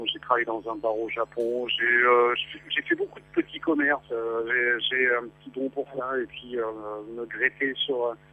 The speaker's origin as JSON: {"language": "French", "country": "France", "said": "Et j'en ai pas beaucoup, mais je suis français."}